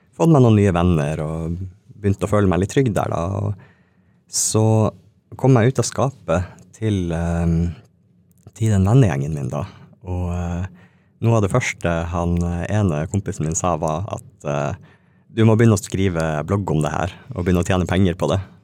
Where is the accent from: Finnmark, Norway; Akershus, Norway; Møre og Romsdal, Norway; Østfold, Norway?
Finnmark, Norway; Alta; moved away; also born or lived in Tana; jeg er fra Tana, oppvokst i Alta